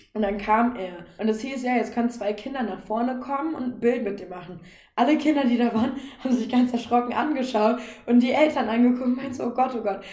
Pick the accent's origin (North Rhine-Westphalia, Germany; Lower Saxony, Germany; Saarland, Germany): Lower Saxony, Germany; Northeim; now in Berlin, Germany; ursprünglich? Aus, aus Nordheim in Südniedersachsen